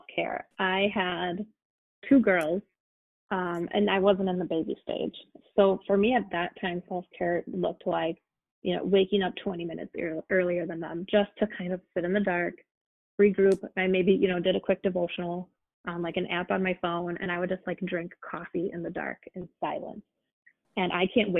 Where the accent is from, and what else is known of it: United States